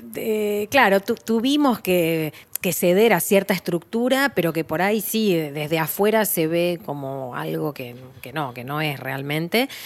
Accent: Argentina

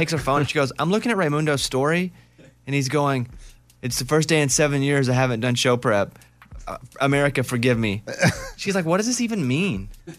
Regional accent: Arkansas, United States; But here's the situation that I grew up in and am in now. I am from Arkansas. Nobody ever says anything nice about us.

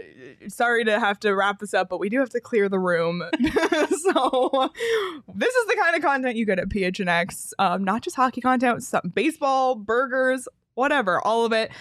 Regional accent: East Coast, United States; I'm from the East Coast

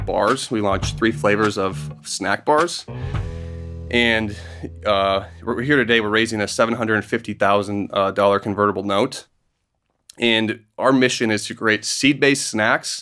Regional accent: Minneapolis, Minnesota, United States; moved away as an adult; also born or lived in Wisconsin / Indiana / Seattle; I grew up in Minneapolis

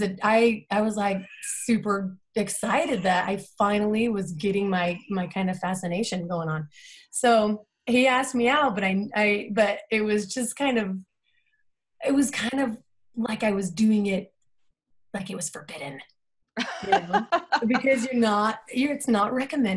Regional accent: Salt Lake City, Utah, United States; I am from Salt Lake City, Utah. I went to Olympus High

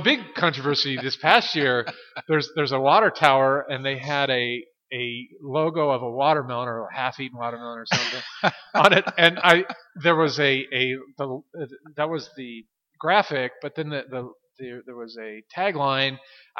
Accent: Hermiston, Oregon, United States; also born or lived in Portland, Oregon; I grew up in Eastern Oregon. I grew up in Hermiston.

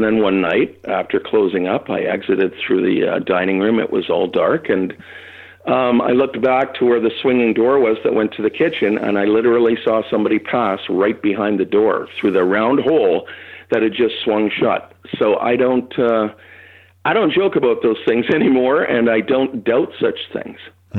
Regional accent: Toronto, Ontario, Canada; Well, no, but I grew up in Toronto, so I'd love to hear it.

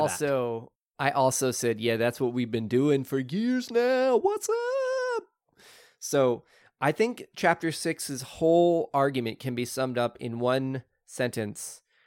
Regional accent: Oklahoma, United States; I grew up in Oklahoma where people dumped in rivers all the time

